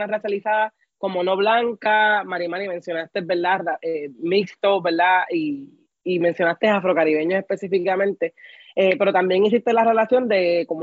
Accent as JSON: {"language": "Spanish", "country": "Puerto Rico", "said": "nos apela como puertorriqueños"}